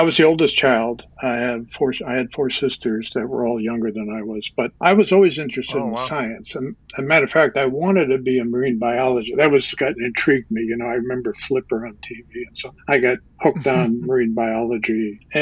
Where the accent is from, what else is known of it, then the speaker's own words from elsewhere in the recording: near Ossining, New York, United States; My dad was a butcher, worked for A&P down in Ossining